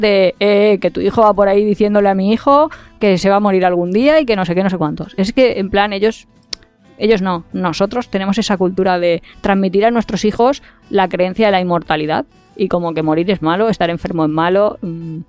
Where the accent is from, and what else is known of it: Valencia, Valencian Community, Spain